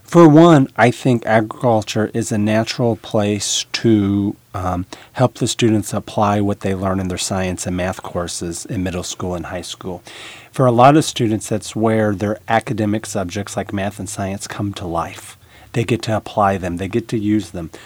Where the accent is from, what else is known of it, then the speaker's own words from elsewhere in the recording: Illinois, United States; now in Nebraska, United States; Originally, I'm from Illinois